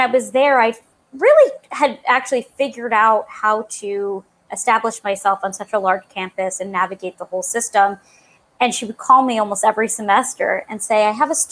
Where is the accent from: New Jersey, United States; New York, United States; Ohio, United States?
New York, United States; Long Island; I'm from Long Island, New York